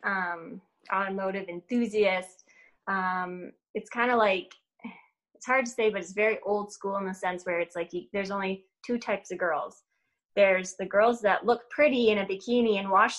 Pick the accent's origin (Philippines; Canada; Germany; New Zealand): Canada; Ontario; moved away as an adult; now in Michigan, United States; I was born and raised in Ontario, Canada